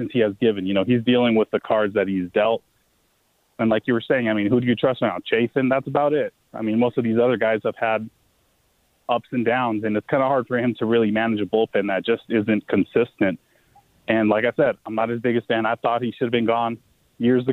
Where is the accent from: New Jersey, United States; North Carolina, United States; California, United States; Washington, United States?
California, United States; Bay Area; now in Las Vegas, United States; I'm originally from the Bay Area